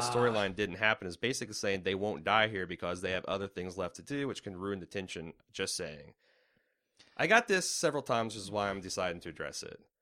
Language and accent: English; United States; as an American